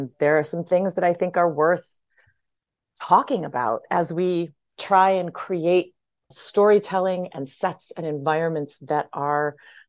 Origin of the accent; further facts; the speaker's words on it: Hawaii, United States; I'm from Hawaii